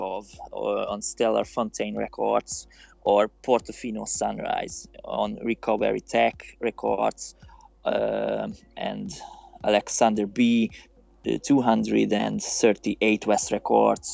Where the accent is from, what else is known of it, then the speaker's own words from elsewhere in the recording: Budapest, Hungary; I'm from Hungary. I live in Budapest.